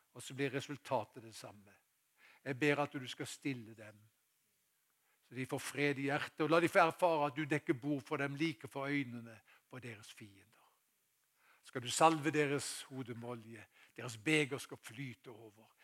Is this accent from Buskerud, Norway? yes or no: no; Haugesund, Rogaland, Norway; moved away; da jeg var guttunge, tilbake til den tida jeg var i, eh, hjemme i Haugesund.